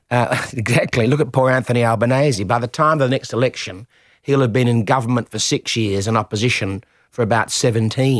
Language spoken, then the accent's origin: English; Adelaide, South Australia, Australia; I was from Adelaide